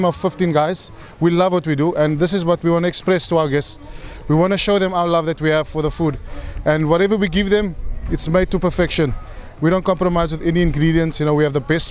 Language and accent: English; Cape Town, Western Cape, South Africa; moved away as an adult; So I'm from South Africa, from Cape Town. I did my schooling there straight out of high school.